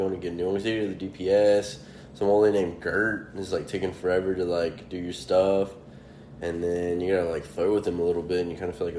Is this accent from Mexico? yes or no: yes; Mexico; now in United States; I wasn't a citizen. I was born in Mexico. So I always had, like, a green card.